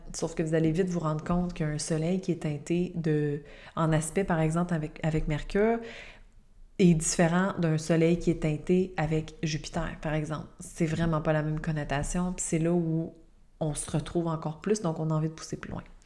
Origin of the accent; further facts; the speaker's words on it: Quebec, Canada; je suis québécoise